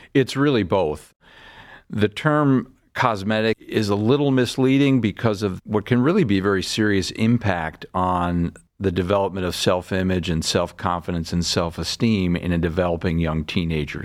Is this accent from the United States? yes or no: yes; Larchmont, New York, United States; moved away as an adult; also born or lived in Boston; now in Cleveland, United States; I'm from, uh, a town outside of New York City called Larchmont, New York. That's where I grew up